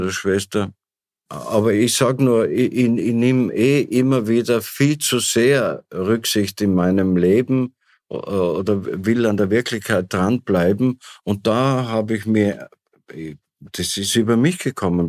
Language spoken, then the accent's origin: German; Tyrol, Austria; als Tiroler weiß ich